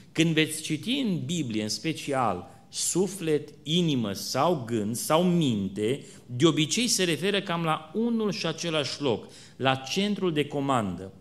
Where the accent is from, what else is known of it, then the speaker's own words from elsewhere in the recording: Romania; suntem români